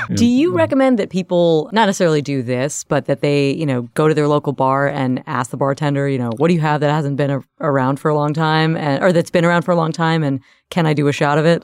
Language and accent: English; the South, United States; I'm from the South.